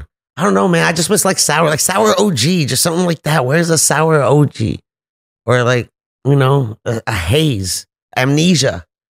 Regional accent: California, United States; I'm from California, dude.

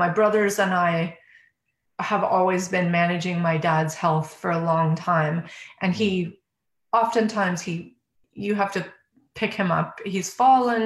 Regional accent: Calgary, Alberta, Canada; moved away; I'm born and raised in Calgary, Alberta

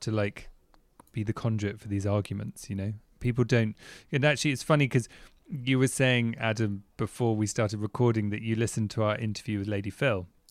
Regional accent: England, United Kingdom; technically I'm English

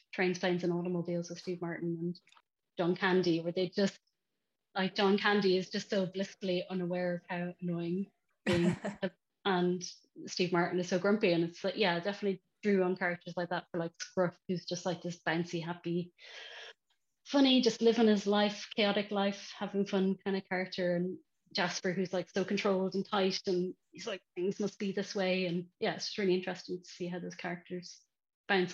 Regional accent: Ireland; now in Bristol, United Kingdom; as an Irish kid

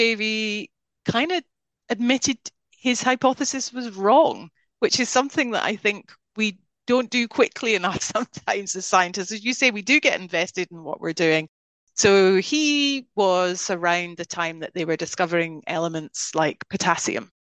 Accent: Scotland, United Kingdom; moved away; as you can hear, even though I haven't lived there for many decades, I'm Scottish. I'm very proud of being Scottish

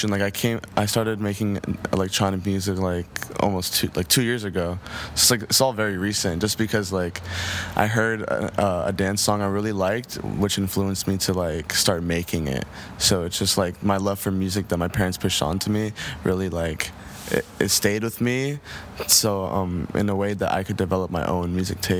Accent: New Jersey, United States; Yeah, I mean, New Jersey has always been very calm to me. I mean, I grew up around a very musical family who always just like loved music.

